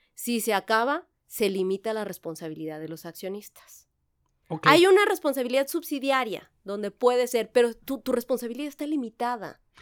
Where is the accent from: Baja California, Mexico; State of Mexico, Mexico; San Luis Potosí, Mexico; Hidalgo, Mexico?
San Luis Potosí, Mexico; moved away as an adult; also born or lived in Querétaro; Yo soy originaria de San Luis Potosí, aunque ya tengo 20 años aquí